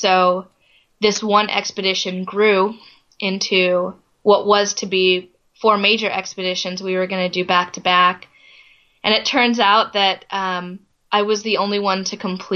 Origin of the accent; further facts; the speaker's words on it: Florida, United States; I grew up in Florida